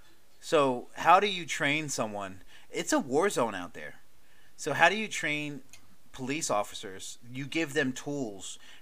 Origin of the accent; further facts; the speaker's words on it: Baltimore County, Maryland, United States; moved away as an adult; also born or lived in Dundalk, Maryland / North Carolina / Charlotte, North Carolina; now in South Carolina, United States; I grew up in Baltimore County. Well, I didn't grow up in Baltimore County. I was born in Baltimore County which is basically kind of like Mecklenburg County to Charlotte, if that makes sense.